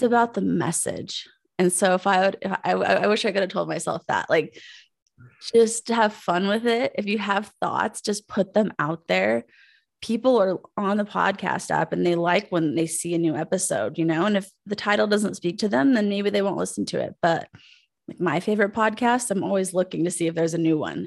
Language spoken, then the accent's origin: English; Pueblo, Colorado, United States; moved away as an adult; also born or lived in Aurora, Colorado; I'm from Pueblo, Colorado